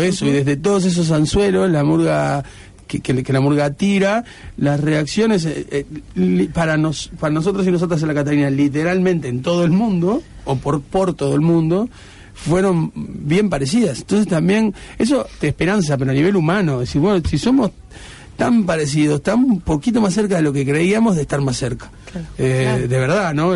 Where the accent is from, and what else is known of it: Uruguay